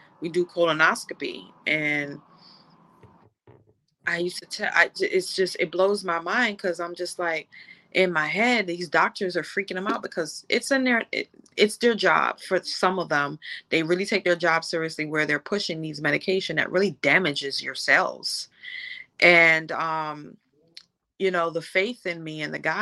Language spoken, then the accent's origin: English; Jamaica; I'm from Jamaica